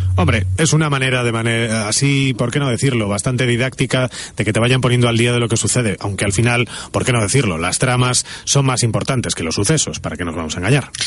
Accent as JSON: {"language": "Spanish", "region": "Galicia", "country": "Spain", "moved": "yes", "said": "vengo de Galicia"}